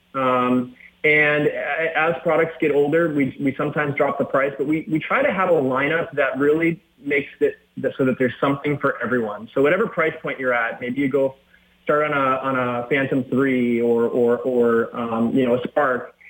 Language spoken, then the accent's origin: English; Minnesota, United States; I grew up in Minnesota